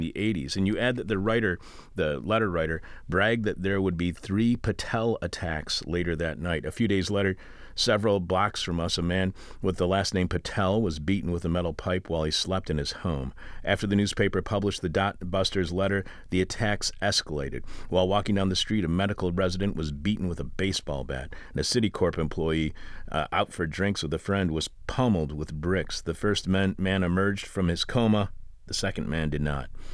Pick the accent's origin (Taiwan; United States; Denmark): United States; Eastpointe, Michigan; my hometown of East Detroit